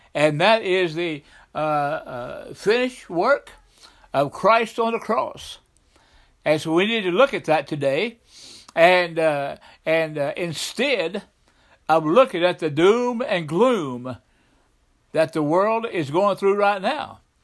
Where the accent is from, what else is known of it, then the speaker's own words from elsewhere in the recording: the South, United States; I grew up in the South